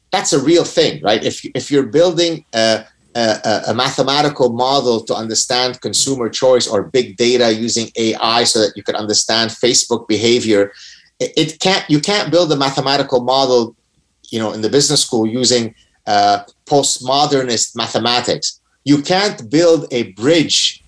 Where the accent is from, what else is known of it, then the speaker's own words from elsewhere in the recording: Lebanon; moved away; we were one of the last remaining Jews in Lebanon